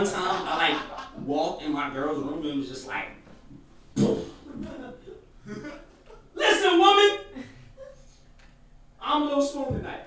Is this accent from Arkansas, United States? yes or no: no; New York City, New York, United States; I'm from Brooklyn